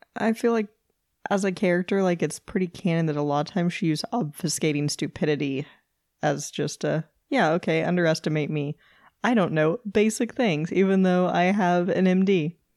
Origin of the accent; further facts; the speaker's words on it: Kansas City, Missouri, United States; we're from Kansas City.